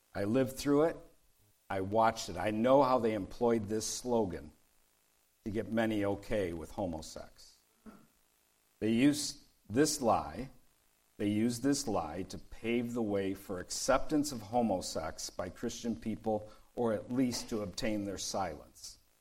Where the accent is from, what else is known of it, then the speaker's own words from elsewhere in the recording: Detroit, Michigan, United States; I grew up in Detroit, and there was a street nearby called Gratiot.